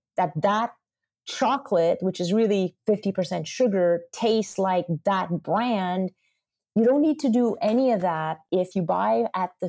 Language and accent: English; Quebec, Canada; I'm from Quebec. I grew up on butter and eggs and cheese and rich sauces and red meat stews